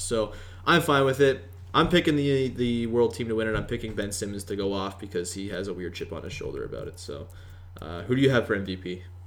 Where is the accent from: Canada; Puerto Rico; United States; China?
Canada